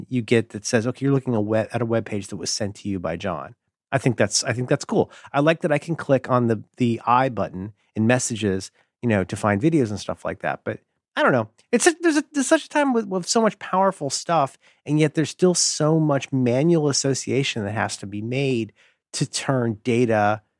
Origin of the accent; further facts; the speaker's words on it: Ohio, United States; I was raised in Ohio